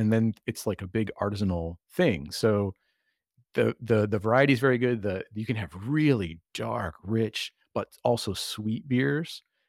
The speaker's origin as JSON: {"language": "English", "town": "Detroit", "region": "Michigan", "country": "United States", "also_born_or_lived": "north of France", "moved": "yes", "lives_now": "France", "said": "I'm from Detroit originally"}